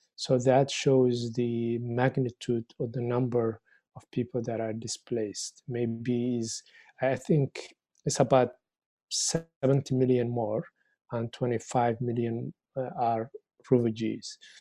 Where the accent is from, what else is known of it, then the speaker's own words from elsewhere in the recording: Somalia; also born or lived in Egypt / Winnipeg, Canada; now in Victoria, Canada; I'm a, originally from Somalia